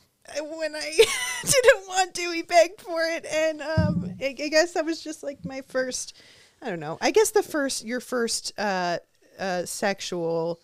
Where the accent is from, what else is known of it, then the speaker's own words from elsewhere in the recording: Orange County, California, United States; I'm from Orange County, and I think Orange County, that there's like a vernacular there